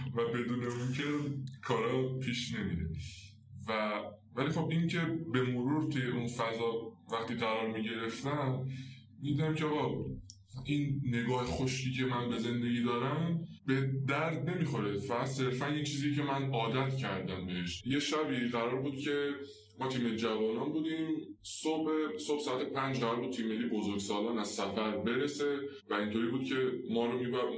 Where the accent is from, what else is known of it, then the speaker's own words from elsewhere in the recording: Salmas, West Azerbaijan, Iran; accent: Turkish (Azerbaijani); moved away; من بچه سلماسم